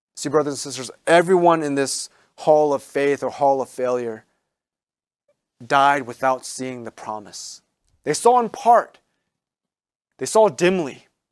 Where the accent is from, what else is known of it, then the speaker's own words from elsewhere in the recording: Maryland, United States; moved away as an adult; now in New England, United States; where I grew up in Maryland